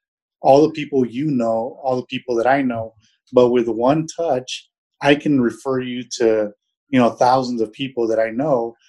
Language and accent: English; San Antonio, Texas, United States; moved away as an adult; also born or lived in Germany / Europe / Middle East / Southeast United States; I was born and raised in San Antonio, actually in the South Side